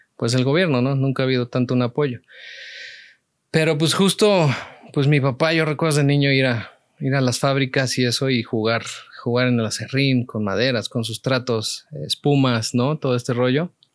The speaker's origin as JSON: {"language": "Spanish", "region": "Mexico City", "country": "Mexico", "tie": "born or raised there", "said": "una niñez cualquiera en la Ciudad de México"}